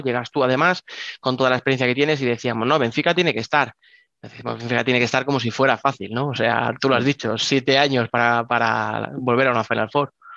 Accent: Spain; como españoles

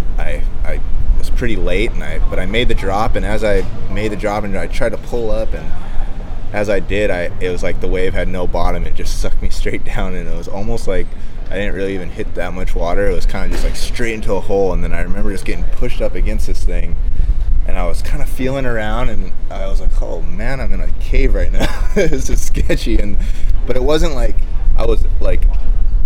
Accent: Big Island of Hawaii, United States; Growing up on the Big Island was awesome for me

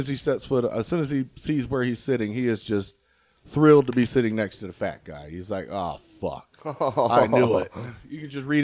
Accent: South Carolina, United States; now in Wyoming, United States; I'm from South Carolina

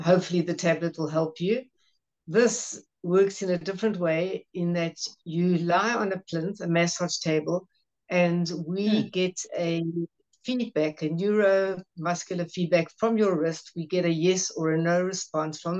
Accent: Johannesburg, Gauteng, South Africa; I'm from Johannesburg in South Africa

